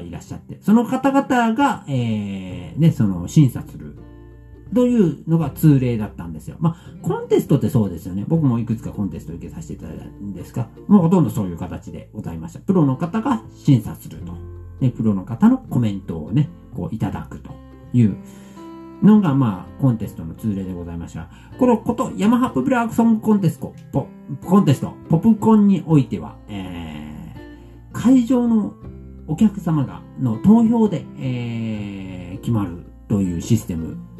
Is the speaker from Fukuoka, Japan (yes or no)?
yes; Fukuoka, Japan; 我々福岡から